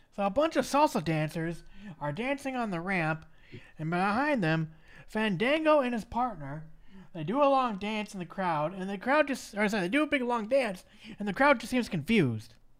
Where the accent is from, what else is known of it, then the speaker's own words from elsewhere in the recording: Minneapolis, Minnesota, United States; my hometown of Minneapolis, Minnesota.